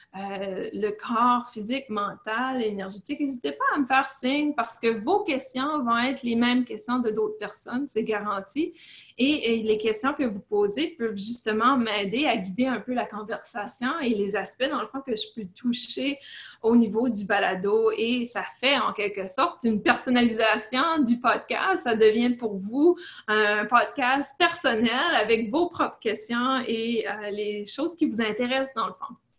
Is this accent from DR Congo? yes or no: no; Canada; moved away as an adult; now in Fort Bragg, United States; je suis canadienne